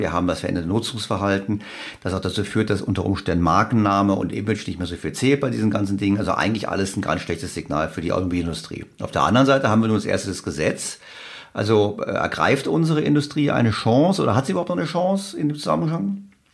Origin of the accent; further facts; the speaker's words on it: Germany; als Deutscher